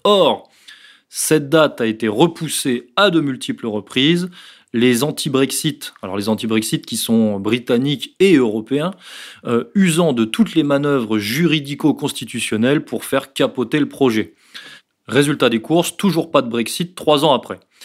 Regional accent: France; en tant que Français

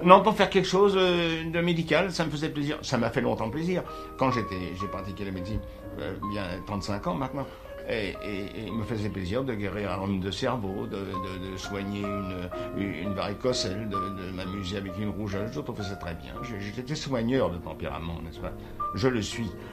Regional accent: Paris, Île-de-France, France; also born or lived in Rennes; je suis parisien

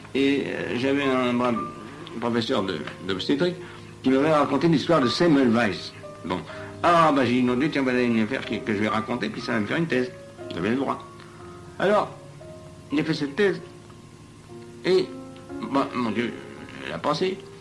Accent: Paris, Île-de-France, France; also born or lived in Rennes; je suis parisien

